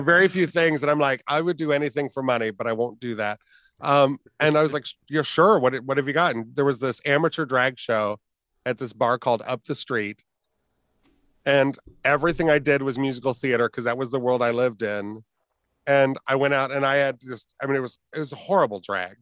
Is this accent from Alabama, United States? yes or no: no; Fort Wayne, Indiana, United States; growing up in Fort Wayne, we had, I think, three gay bars at the time